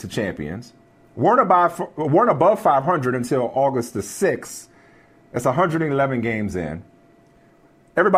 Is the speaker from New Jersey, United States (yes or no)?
no; New Orleans, Louisiana, United States; growing up in New Orleans, we didn't have a baseball team.